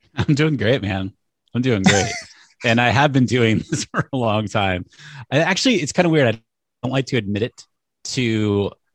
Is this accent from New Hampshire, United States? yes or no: yes; New Hampshire, United States; I grew up in New Hampshire